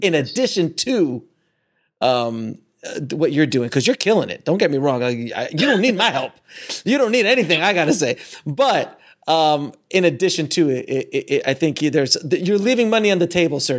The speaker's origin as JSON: {"language": "English", "region": "Florida", "country": "United States", "said": "I'm from Florida"}